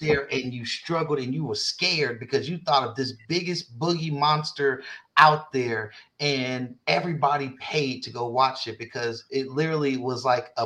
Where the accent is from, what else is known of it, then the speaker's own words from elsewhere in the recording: Richmond, California, United States; I'm from Richmond